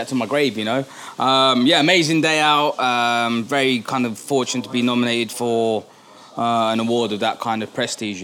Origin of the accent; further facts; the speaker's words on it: Birmingham, West Midlands, United Kingdom; We're from Birmingham